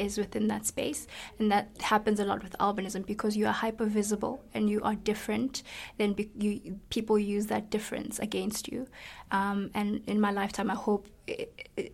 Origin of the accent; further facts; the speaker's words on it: South Africa; I'm from South Africa